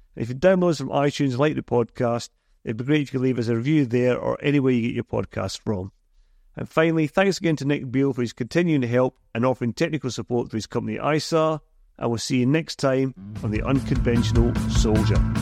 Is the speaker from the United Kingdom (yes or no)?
yes; Scotland, United Kingdom; I'm a Scotsman